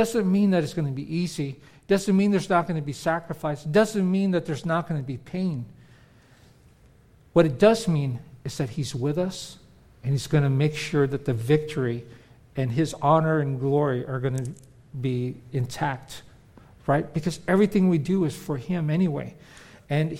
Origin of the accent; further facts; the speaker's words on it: California, United States; moved away as an adult; also born or lived in Philippines; now in Florida, United States; We grew up in California